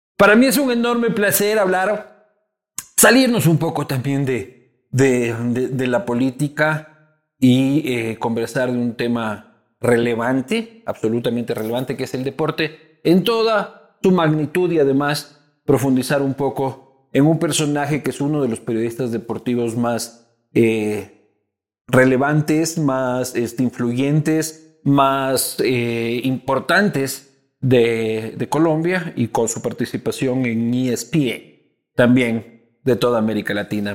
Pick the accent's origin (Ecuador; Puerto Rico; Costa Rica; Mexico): Ecuador